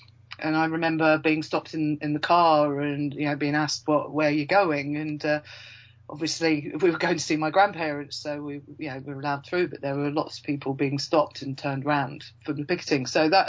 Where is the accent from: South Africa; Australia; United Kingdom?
United Kingdom; Yorkshire and the Humber; I should really, because obviously I'm from Yorkshire, and it was 1984.